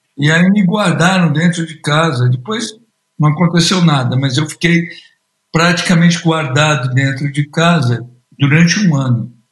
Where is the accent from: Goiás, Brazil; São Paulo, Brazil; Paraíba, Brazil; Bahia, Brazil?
São Paulo, Brazil; moved away as an adult; now in London, United Kingdom; eu nasci na cidade de São Paulo, no alto da Lapa, que chamava City Lapa